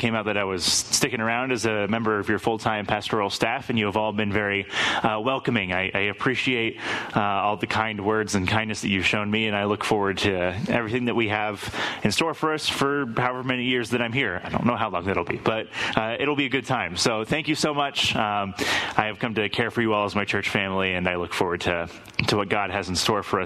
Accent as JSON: {"language": "English", "town": "Lake Tapps", "region": "Washington", "country": "United States", "tie": "born or raised there", "said": "the church that I grew up in over in Lake Taps Community Church"}